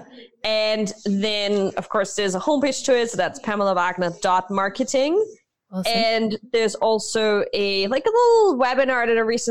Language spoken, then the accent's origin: English; Vienna, Austria; first language German; English is a second language; moved away; I grew up in Austria. So my mother tongue is German.